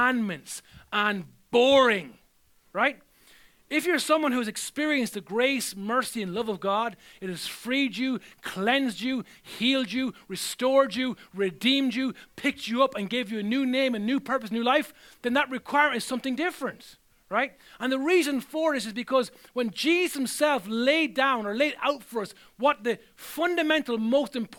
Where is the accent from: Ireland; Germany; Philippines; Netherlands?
Ireland; I'm still Irish wherever I go